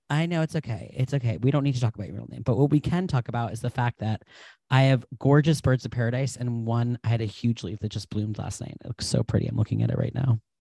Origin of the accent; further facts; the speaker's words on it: New England, United States; I'm from New England